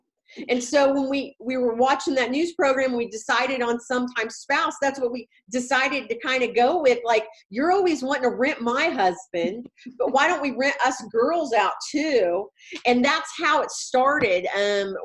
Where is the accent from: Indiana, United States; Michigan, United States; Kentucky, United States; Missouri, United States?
Missouri, United States; Walker; moved away as an adult; now in Waco, United States; I started my life in Walker, Missouri. It is a little bitty, teeny tiny town of about 200 people in Southwest Missouri. And I started out there. I went to high school.